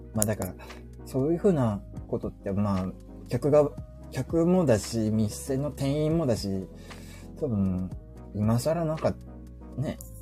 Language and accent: Japanese; Fukuoka, Japan; 我が地元福岡